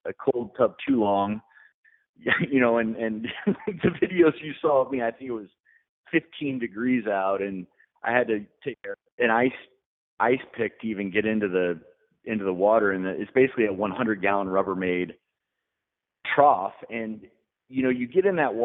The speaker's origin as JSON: {"language": "English", "region": "Colorado", "country": "United States", "tie": "born or raised there", "also_born_or_lived": "Nashville, Tennessee", "said": "I'm a Colorado kid, so I was born in Colorado"}